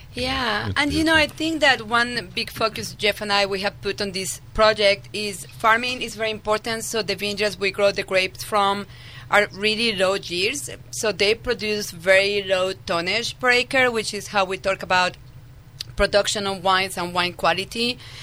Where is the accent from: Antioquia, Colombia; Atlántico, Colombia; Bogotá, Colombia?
Antioquia, Colombia; Medellín; English is a second language; moved away as an adult; also born or lived in France / Sonoma County, California; now in California, United States; I was actually born and raised in Medellin, Colombia, in South America